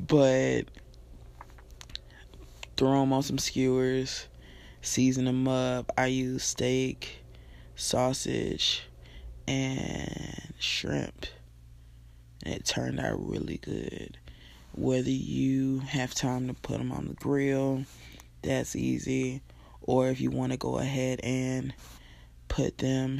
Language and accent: English; Nashville, Tennessee, United States; moved away as an adult; now in Alabama, United States; I'm born and raised in Nashville, Tennessee